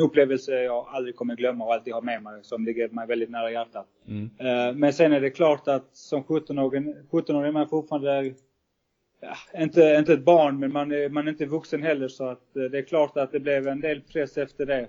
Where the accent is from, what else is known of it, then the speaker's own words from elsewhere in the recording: Sweden; moved away as an adult; now in Malta; jag som svensk